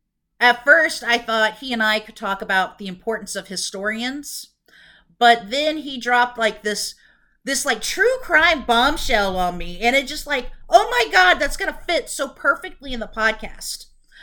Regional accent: California, United States; I grew up in Orange County and saw a lot of the LA gang violence and crack problems on the news

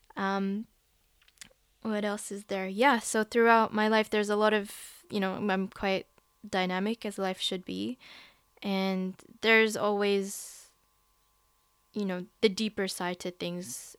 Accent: Philippines; also born or lived in Western Sydney, Australia; now in Sydney, Australia; I am a Filipino

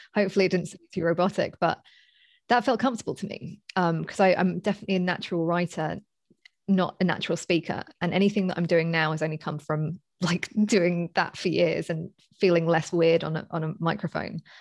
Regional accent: London, United Kingdom; moved away as an adult; I'm from, uh, basically Southeast London

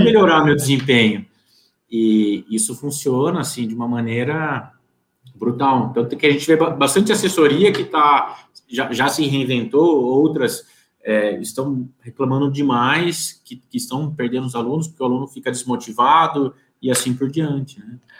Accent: Piracicaba, São Paulo, Brazil; Eu sou de Piracicaba, interior de São Paulo, aqui do encostadinho com Campinas

